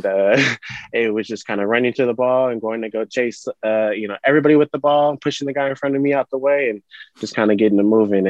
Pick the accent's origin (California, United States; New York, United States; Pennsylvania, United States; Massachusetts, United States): California, United States; Sacramento; I grew up out here in Sacramento, more specific in the Rio Linda area